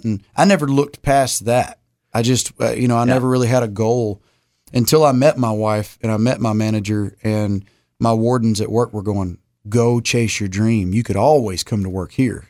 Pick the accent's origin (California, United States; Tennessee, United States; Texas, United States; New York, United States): Texas, United States; Huntsville; we grew up in Huntsville, where there's seven, six, seven prisons around that area